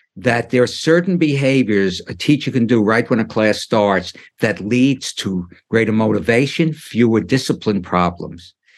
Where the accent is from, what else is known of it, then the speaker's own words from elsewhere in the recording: New York City, New York, United States; when I grew up in Brooklyn, getting back to my childhood, my parents and a lot of the parents were immigrants